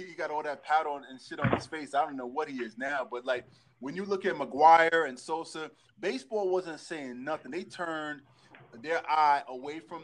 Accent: New York, United States; As a New Yorker

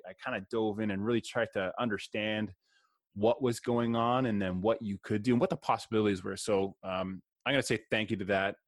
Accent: Canada; I'm Canadian.

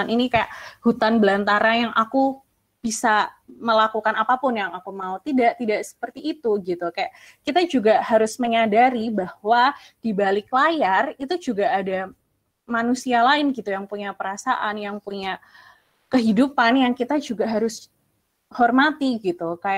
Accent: Java, Indonesia; Misalnya kayak sebagai orang Jawa gitu, aku sering ditegur sama uh, anggota keluargaku yang lebih senior gitu.

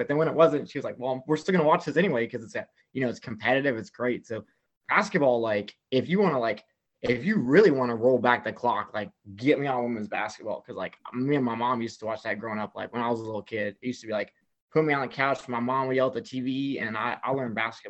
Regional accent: Euless, Texas, United States; moved away as an adult; also born or lived in Connecticut; I grew up in Euless, Texas

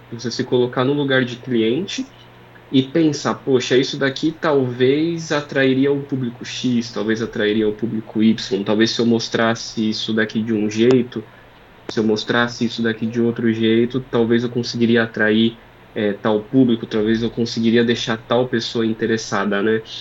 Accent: Praia Grande, São Paulo, Brazil; eu sou de Praia Grande.

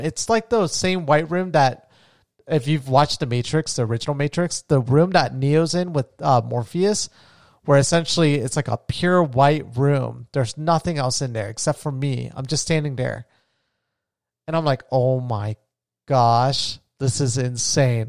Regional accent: New Smyrna Beach, Florida, United States; moved away as an adult; now in Colombia; I'm back home in my hometown of New Smyrna Beach

